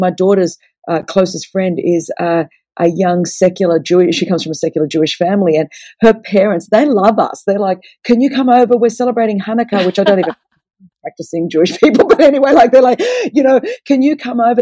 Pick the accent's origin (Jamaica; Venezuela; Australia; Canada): Australia; I'm Greek, so the table always um, you know, Greeks are loud and everything happens around a table. And I come from a, a Greek Orthodox background. And so um, to be Greek is to be Orthodox. And growing up in Australia